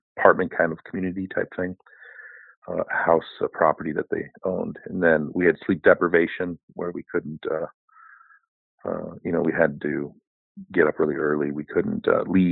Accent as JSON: {"language": "English", "area": "outside of Seattle", "region": "Washington", "country": "United States", "tie": "born or raised there", "said": "I grew up outside of Seattle, Washington"}